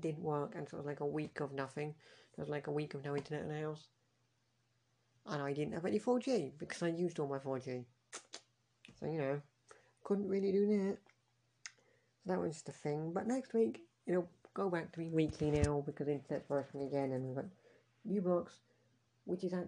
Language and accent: English; Scotland, United Kingdom; I'm Scottish